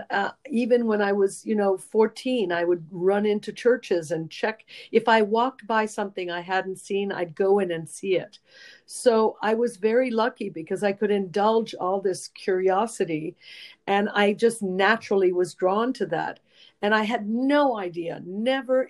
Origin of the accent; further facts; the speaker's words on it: Rome, Lazio, Italy; moved away as an adult; also born or lived in San Francisco; now in United States; I was born and raised in Rome